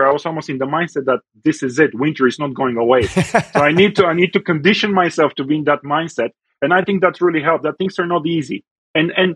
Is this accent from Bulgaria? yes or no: yes; Bulgaria; also born or lived in United States; now in Calgary, Canada; I grew up in Europe, and I had a wonderful time growing up in Europe and in Bulgaria